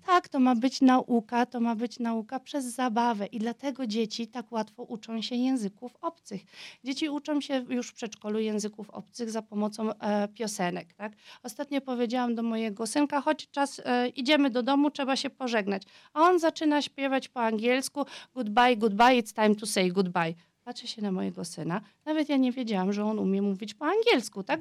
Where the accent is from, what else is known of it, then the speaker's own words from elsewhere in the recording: Vienna, Austria; first language Polish; urodziłam i wychowałam się w Wiedniu